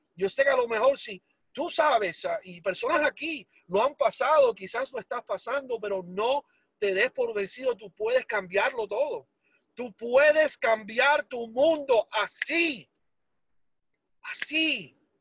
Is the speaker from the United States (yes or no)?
yes; Hialeah, Florida, United States; also born or lived in Cuba; yo nací en Cuba, me crié en Miami desde los ah, tres años de edad. Ah, y entonces, ah, así que quiero que sepan que el inglés mío es mucho, mucho mejor que el español